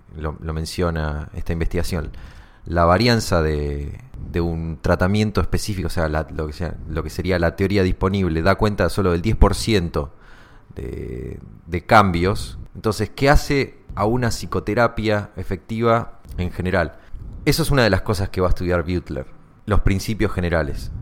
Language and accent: Spanish; Argentina; somos psicólogos argentinos y tomamos mate